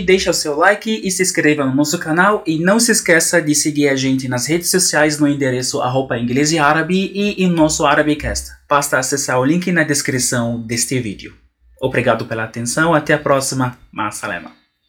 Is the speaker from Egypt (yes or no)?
yes; Egypt; now in Brazil; sou egípcio morando no Brasil